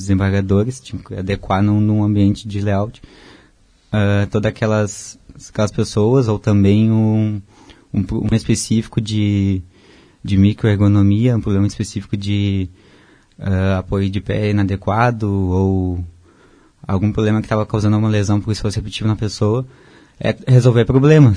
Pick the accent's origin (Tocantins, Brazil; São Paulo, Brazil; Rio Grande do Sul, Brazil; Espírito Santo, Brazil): Rio Grande do Sul, Brazil; Porto Alegre; moved away as an adult; also born or lived in Blumenau; Eu sou de Porto Alegre